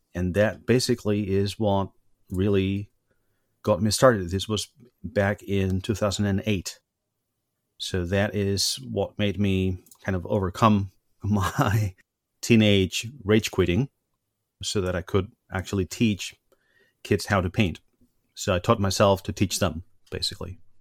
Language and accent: English; Spain; moved away as an adult; now in Germany; I come from Spain originally, but I've been living in Germany for the last um, sixteen years.